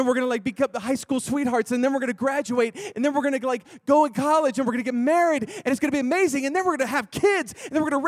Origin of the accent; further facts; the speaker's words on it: Texas, United States; I'm from Texas.